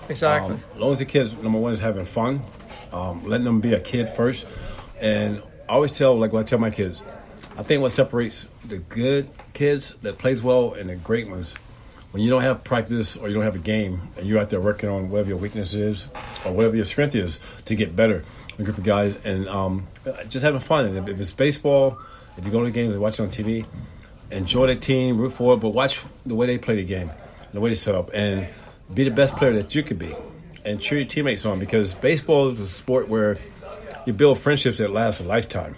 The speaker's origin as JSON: {"language": "English", "town": "Tampa", "region": "Florida", "country": "United States", "said": "I'm originally from Tampa, Florida"}